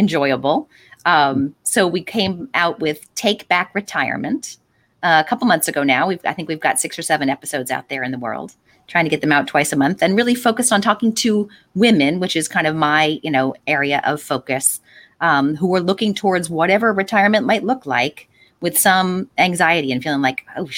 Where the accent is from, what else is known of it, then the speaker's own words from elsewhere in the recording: Delaware County, Pennsylvania, United States; I'm a Delco person